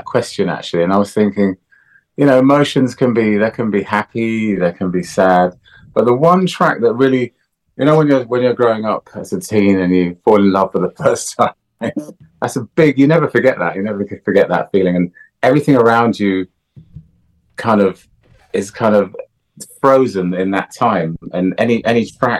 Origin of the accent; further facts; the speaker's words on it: Jamaica; But, you know, growing up in Jamaica, the resources are a little bit scarce